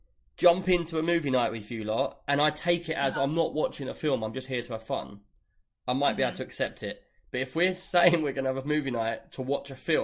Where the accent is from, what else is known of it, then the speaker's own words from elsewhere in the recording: London, United Kingdom; I'm not Cockney. I'm from West London. I just sound like I'm from East London.